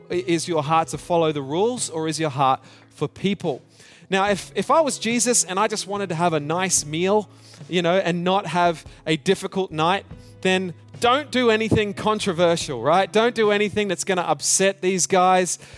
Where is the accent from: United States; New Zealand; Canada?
New Zealand; also born or lived in Australia; but growing up in New Zealand and in Australia, we, we played this game at school.